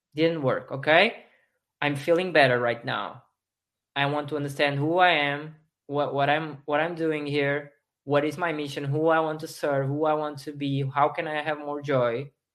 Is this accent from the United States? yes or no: no; Portugal; I'm from Portugal. I, I live in Portugal still